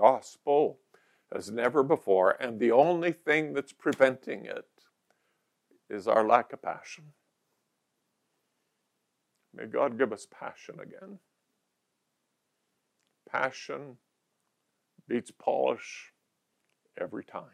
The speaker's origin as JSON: {"language": "English", "town": "Calgary", "region": "Alberta", "country": "Canada", "tie": "born or raised there", "also_born_or_lived": "Barrhead, Alberta", "said": "I was raised in Calgary. I'd taken all my school, 10 and a half years of school in Calgary"}